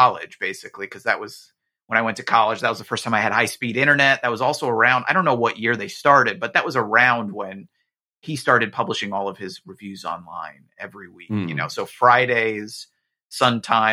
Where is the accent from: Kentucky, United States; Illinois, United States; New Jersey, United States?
New Jersey, United States; I grew up in New Jersey, where, you know, we were getting the local like Fox New York stations